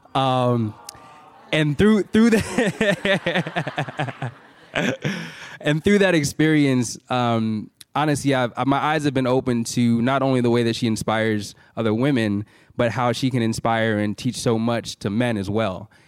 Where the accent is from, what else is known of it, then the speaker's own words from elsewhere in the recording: San Francisco Bay Area, California, United States; We're both from the Bay Area